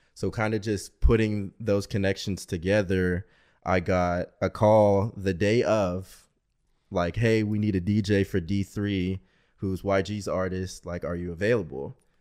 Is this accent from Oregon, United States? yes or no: yes; Portland, Oregon, United States; now in Arizona, United States; I'm originally from Portland, Oregon.